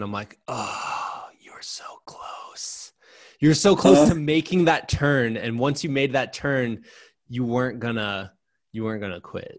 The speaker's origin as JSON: {"language": "English", "town": "Muscatine", "region": "Iowa", "country": "United States", "tie": "born or raised there", "said": "You started in my hometown, just winning me over. I was like, oh, he's starting in Muscatine."}